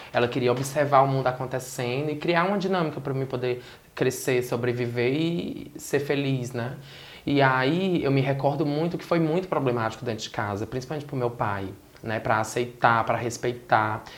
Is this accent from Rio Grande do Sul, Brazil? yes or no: no; Sobral, Ceará, Brazil; also born or lived in Fortaleza; a região do Ceará, que é a região que eu nasci, Fortaleza, cresci em Sobral, no interior do estado do Ceará